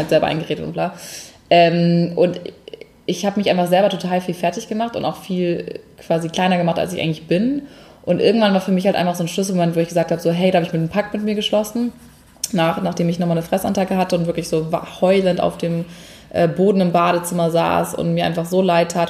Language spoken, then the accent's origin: German; Hamburg, Germany; moved away as an adult; also born or lived in Munich; ich komme eigentlich aus Hamburg ursprünglich und ähm, bin 2009 nach meinem Abi für ein Praktikum nach München gezogen